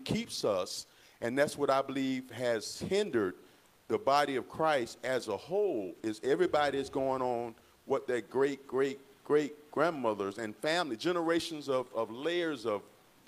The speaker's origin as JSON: {"language": "English", "town": "St. Petersburg", "region": "Florida", "country": "United States", "tie": "born or raised there", "also_born_or_lived": "Louisville, Kentucky", "said": "raised in St. Petersburg, Florida"}